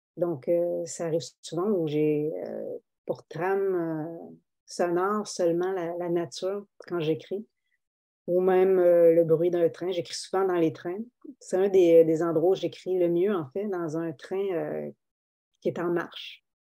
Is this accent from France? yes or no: no; Abitibi, Quebec, Canada; moi, je viens de l'Abitibi, je ne viens pas de Saint-Henri